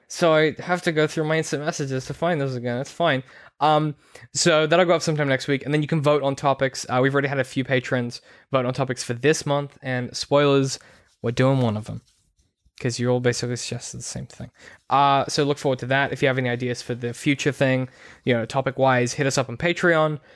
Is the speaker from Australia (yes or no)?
yes; Australia; growing up in Australia, like, we're on the coast here